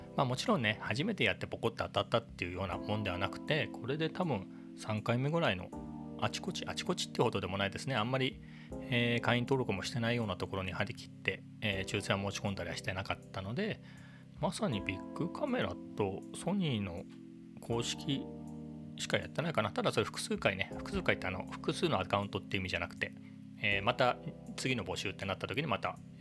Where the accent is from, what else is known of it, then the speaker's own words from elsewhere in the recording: Japan; 僕は地方のね、えー、別に何もないような、えーと田舎育ちなんで生まれの生まれも育ちも田舎